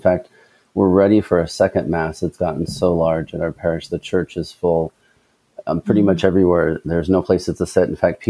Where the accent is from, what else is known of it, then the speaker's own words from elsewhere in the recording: Illinois, United States; now in Des Moines, United States; I was born in Illinois, so I'm a transplant to Iowa.